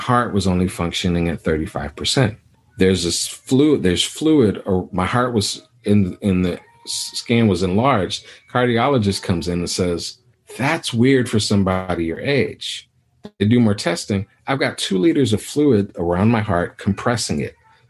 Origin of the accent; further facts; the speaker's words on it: Anguilla; also born or lived in Dallas, Texas / Sonora, Texas; now in United States; So I'm West Indian and we're from Anguilla, British West Indies.